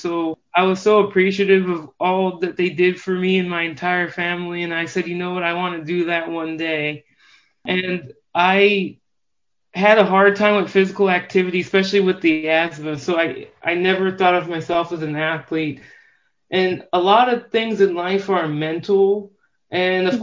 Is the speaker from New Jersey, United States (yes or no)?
no; Normal, Illinois, United States; I grew up in Normal, Illinois. It's a town two, two hours south of Chicago.